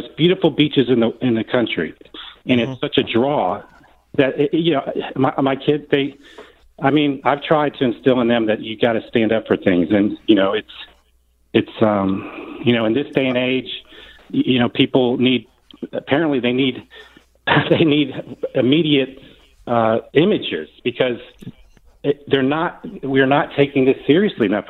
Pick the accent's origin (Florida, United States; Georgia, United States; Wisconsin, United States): Florida, United States; I'm a second generation Floridian. I've got young kids here. I've got my parents here.